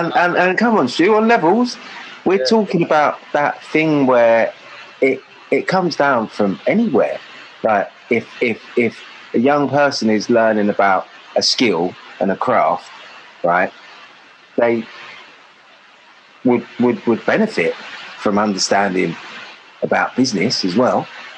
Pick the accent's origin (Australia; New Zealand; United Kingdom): United Kingdom; Acton, London; in West London, South Acton. I was I was born in Queen Charlotte's, which was, at that time, it was Stamford Brook. And then it moved over to sort of Hammersmith, so right by Scrubs, Wormwood Scrubs and all that. So, yeah, Acton boy, both parents from West Africa, Ghana.